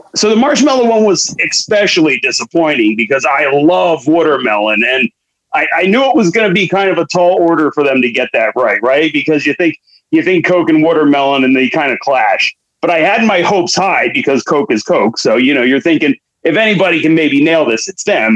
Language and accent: English; Philadelphia, Pennsylvania, United States; accent: Philly; my regular Philly accent